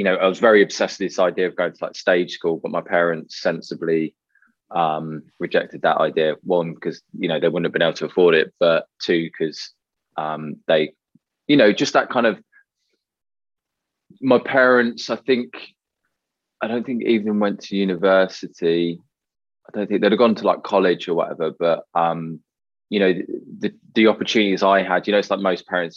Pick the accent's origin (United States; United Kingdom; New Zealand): United Kingdom; I grew up just outside of London